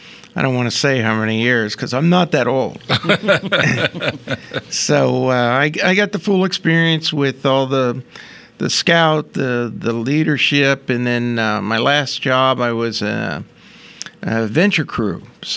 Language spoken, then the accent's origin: English; Ephrata, Pennsylvania, United States; also born or lived in State College, Pennsylvania / Mechanicsburg, Pennsylvania; I grew up here in Ephrata, where our podcast is located